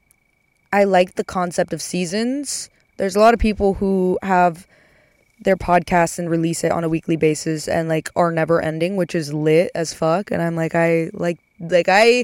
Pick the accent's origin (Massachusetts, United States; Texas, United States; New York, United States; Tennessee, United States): Texas, United States; moved away; I'm going back home for a little bit